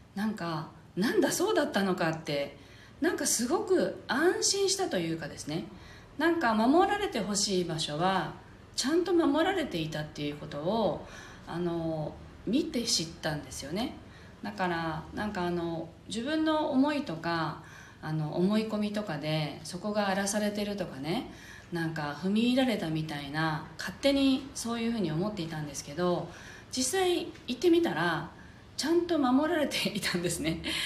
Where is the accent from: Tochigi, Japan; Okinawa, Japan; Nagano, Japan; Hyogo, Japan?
Okinawa, Japan; ここ沖縄で生まれ育つと子どもの頃からこうウガンジュっていうあの祈りの場所には立ち入っちゃい簡単に立ち入っちゃいけないっていうふうに教えられて育てる育てられる場合が多いんですよね